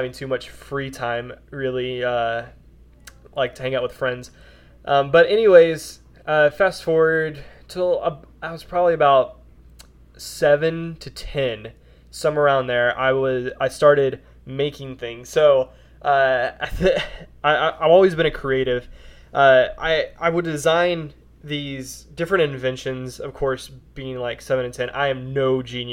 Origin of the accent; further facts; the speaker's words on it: Wichita Falls, Texas, United States; also born or lived in Olney, Texas; I pretty much grew up in Wichita Falls, a little bit bigger town here in Texas